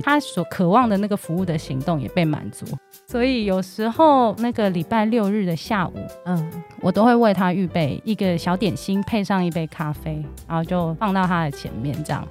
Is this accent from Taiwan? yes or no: no; Hong Kong; 然后其实我是香港人